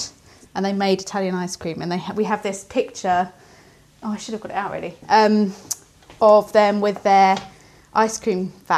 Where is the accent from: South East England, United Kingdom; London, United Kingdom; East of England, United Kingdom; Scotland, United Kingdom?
East of England, United Kingdom; Essex; where I grew up in Essex